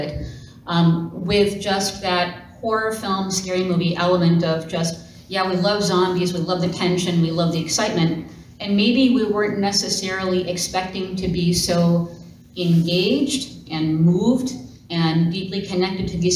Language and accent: English; Minneapolis, Minnesota, United States; I am from Minneapolis, Minnesota